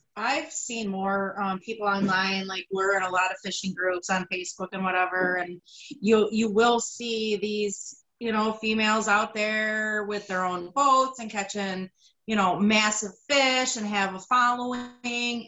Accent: Greece, New York, United States; I grew up in Greece.

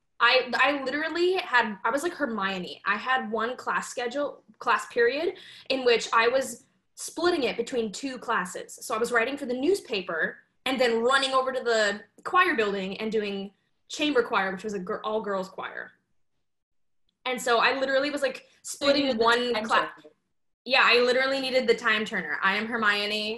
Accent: Salt Lake City, Utah, United States; I grew up in Salt Lake City, Utah

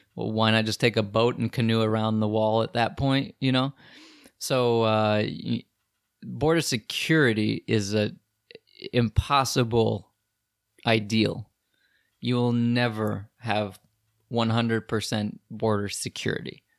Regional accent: United States; even me as an American

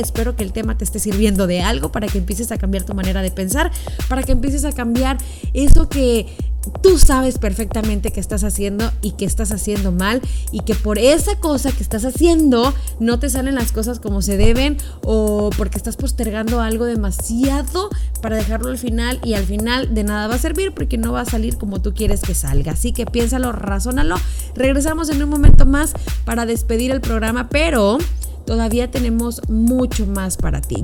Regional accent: Mexico; somos mexicanos

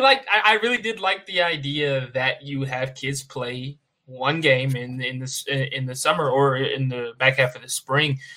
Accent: the South, United States; growing up in the South

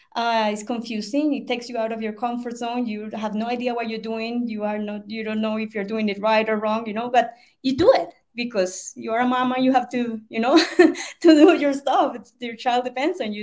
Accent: Colombia; English is a second language; I'm from Colombia, South America. Um, I live in Bogota.

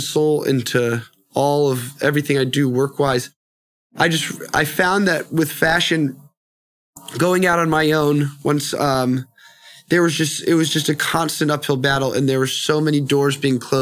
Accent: Annapolis, Maryland, United States; moved away as an adult; also born or lived in New Orleans / New York City; now in Los Angeles, United States; I was raised in the East Coast, outside of Washington, D.C. in Annapolis, Maryland.

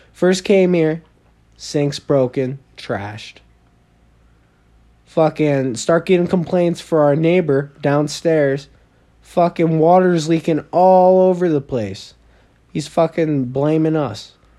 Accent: New York, United States; People from New York, I'm from New York.

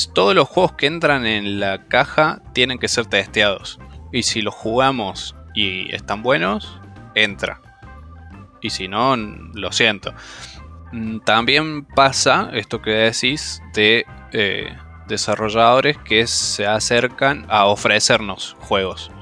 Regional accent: Córdoba, Argentina; now in Villa María, Argentina; Somos todos de Córdoba

